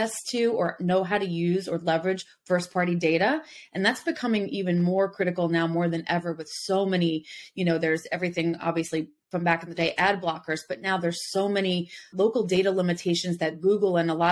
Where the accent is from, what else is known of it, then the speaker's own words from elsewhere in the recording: New Jersey / New York City area, Northeast, United States; moved away; also born or lived in the South (US); I'm originally from the Northeast, from the New Jersey, New York City area. And when I moved down South